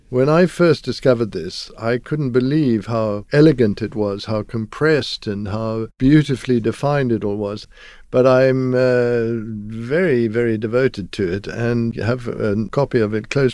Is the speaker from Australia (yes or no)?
no; Zimbabwe; I come from Zimbabwe, and I went to school there.